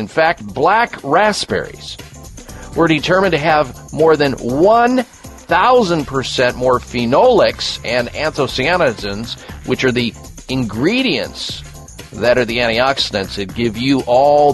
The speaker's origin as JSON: {"language": "English", "region": "Midwest", "country": "United States", "tie": "born or raised there", "said": "growing up in the Midwest"}